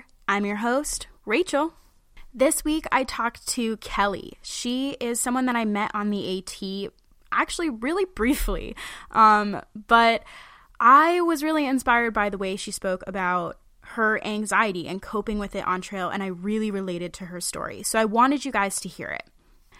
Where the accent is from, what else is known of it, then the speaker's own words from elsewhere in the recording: Fryeburg, Maine, United States; I'm from Freiburg, which is like next to North Conway, so I totally like same childhood experience.